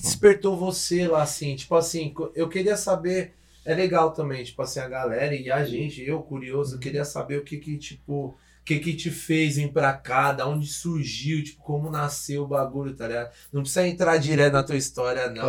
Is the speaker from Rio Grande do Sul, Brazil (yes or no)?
no; São Bernardo do Campo, São Paulo, Brazil; moved away as an adult; now in Toronto, Canada; sou de São Bernardo do Campo, São Paulo, é, estamos aqui em Toronto, Canadá.